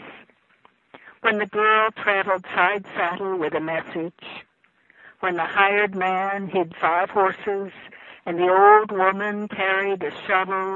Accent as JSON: {"language": "English", "town": "Harrisville", "region": "West Virginia", "country": "United States", "tie": "born or raised there", "also_born_or_lived": "Morgantown", "said": "I grew up in Harrisville"}